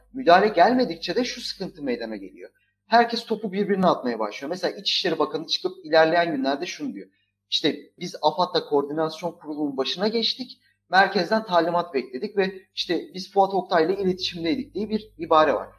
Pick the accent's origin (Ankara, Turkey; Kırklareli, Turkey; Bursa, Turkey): Kırklareli, Turkey; Lüleburgaz; ben Lüleburgaz'da doğup büyüdüm.